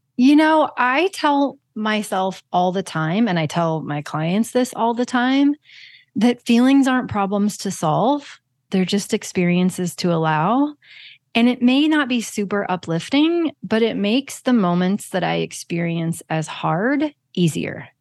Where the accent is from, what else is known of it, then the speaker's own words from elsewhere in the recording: Kansas, United States; I'm from Kansas